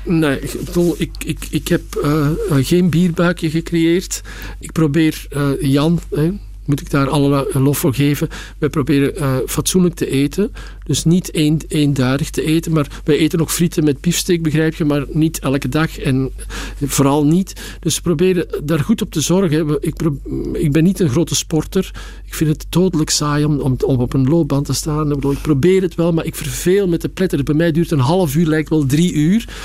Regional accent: Belgium; now in Amsterdam, Netherlands; ik ben gewoon een echte Belg

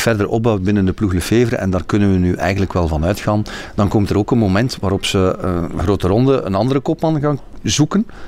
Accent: Belgium

